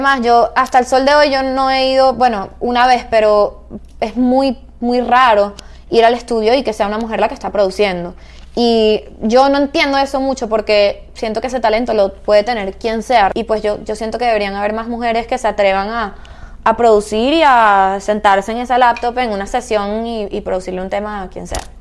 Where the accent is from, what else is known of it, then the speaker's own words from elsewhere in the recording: Caracas, Capital District, Venezuela; moved away; Caracas, de donde yo soy